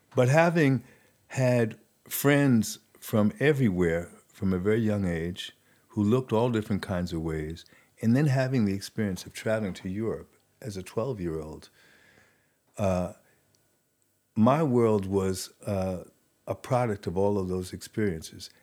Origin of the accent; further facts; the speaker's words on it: New York City, New York, United States; accent: New York; moved away as an adult; also born or lived in Paris; growing up in New York City, New York City is like a separate country.